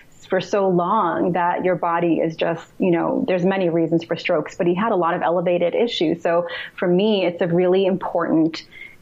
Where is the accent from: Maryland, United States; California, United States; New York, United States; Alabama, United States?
New York, United States; New York City; moved away; also born or lived in Russia; I grew up in New York City